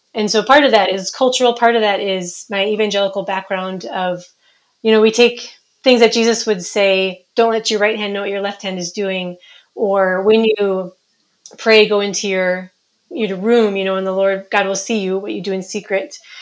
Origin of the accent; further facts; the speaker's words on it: Minnesota, United States; moved away as an adult; also born or lived in Somaliland; now in Djibouti; I'm from Minnesota originally, but in 2003, my family, my husband and I, and our two year old twins moved to Somaliland